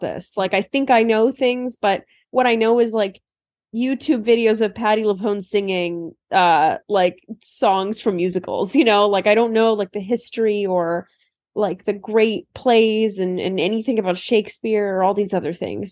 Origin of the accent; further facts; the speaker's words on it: Turlock, California, United States; now in New York, United States; I used to really hate living in Turlock, um, when I was a kid